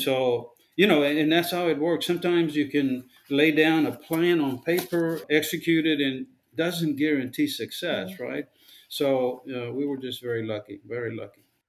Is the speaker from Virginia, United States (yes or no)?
no; Rio Grande Valley, South Texas, United States; I was born in the Rio Grande Valley down in South Texas. I lived in a very poor neighborhood, and most of the families that lived in my colonia, in my neighborhood, were very poor